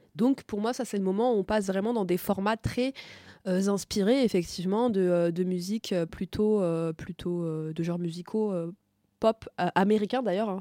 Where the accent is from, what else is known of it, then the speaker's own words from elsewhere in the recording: Tunisia; je suis pas égyptienne, je suis tunisienne